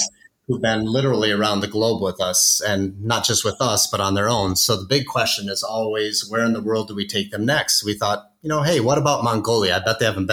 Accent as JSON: {"language": "English", "region": "South Dakota", "country": "United States", "tie": "born or raised there", "said": "my home state of South Dakota"}